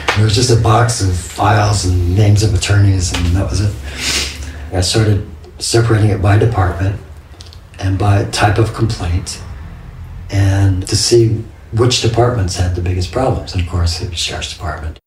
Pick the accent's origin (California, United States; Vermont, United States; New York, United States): California, United States; Los Angeles; moved away as an adult; my hometown in Los Angeles, South Central